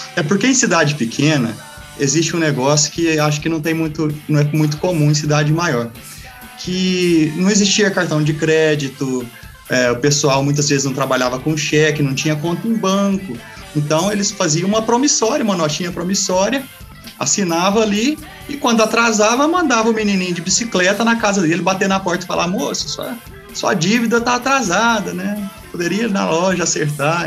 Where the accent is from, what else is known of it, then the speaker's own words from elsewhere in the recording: Quirinópolis, Goiás, Brazil; Eu sou natural daqui de Quirinópolis, Goiás